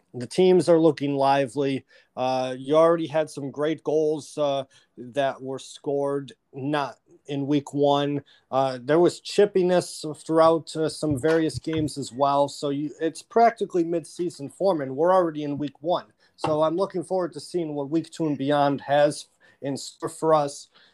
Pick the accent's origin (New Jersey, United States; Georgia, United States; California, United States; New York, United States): New York, United States; Rochester; right here in my hometown of Rochester, New York.